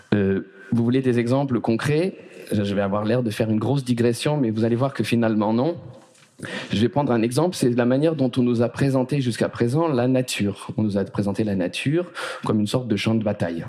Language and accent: French; Paris, Île-de-France, France; là où j'ai grandi, j'ai grandi à Paris